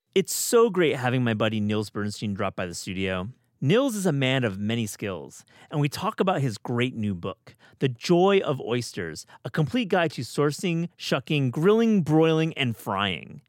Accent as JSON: {"language": "English", "region": "Michigan", "country": "United States", "also_born_or_lived": "Wisconsin", "accent": "Midwestern", "moved": "yes", "said": "I'm from Michigan. I went to school in Wisconsin"}